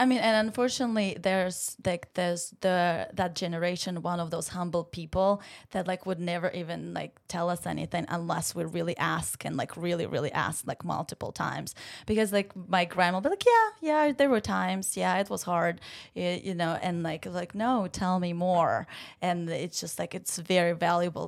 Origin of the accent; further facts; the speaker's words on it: Ukraine; English is a second language; moved away as an adult; now in Savannah, United States; I am from Ukraine, born and raised, and, uh, came here to play tennis for college